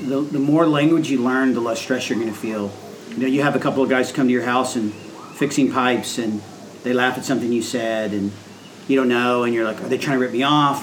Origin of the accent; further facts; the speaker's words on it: United States; moved away as an adult; as an American